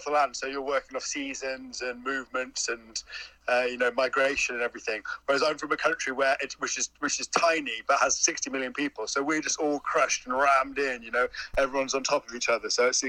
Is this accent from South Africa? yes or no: no; England, United Kingdom; So yeah, so I'm from England, which is just, you know, little. It's raining. It's everything's green. It's little farms, little pubs, little houses